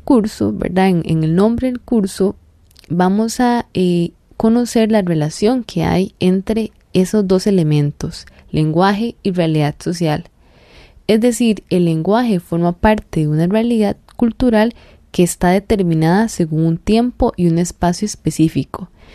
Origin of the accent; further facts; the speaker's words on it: Costa Rica; nosotros como costarricenses